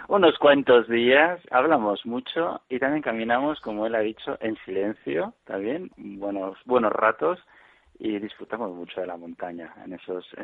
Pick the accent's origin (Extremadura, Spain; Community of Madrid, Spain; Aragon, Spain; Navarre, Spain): Navarre, Spain; Pamplona; yo soy de Pamplona, vivo, y trabajo en Pamplona.